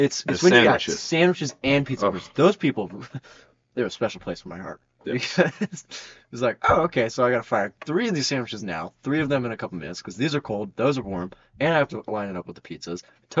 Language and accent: English; Oregon, United States; we're from Oregon.